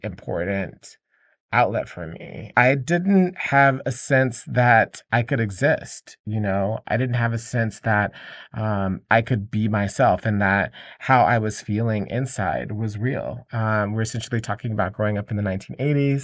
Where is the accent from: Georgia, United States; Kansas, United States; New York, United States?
Georgia, United States; Atlanta; I grew up in Atlanta, And, um, in Atlanta, Georgia